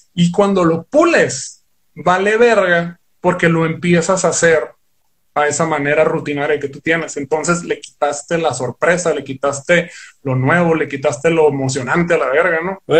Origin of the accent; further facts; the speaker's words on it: Ciudad Obregón, Sonora, Mexico; nosotros somos aquí de Ciudad Obregón, Sonora, pero sí somos sonorenses